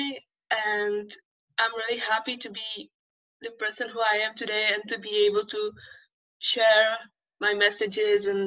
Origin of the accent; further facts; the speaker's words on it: Czechia; moved away as an adult; now in Barcelona, Spain; I'm from the Czech Republic, and that's the place where I spent my all childhood, my all teenage years. And I was brought up there, I grew up there